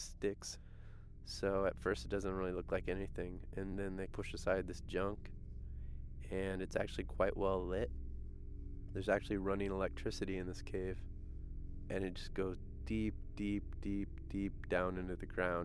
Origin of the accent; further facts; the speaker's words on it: Chicago, Illinois, United States; I'm from Chicago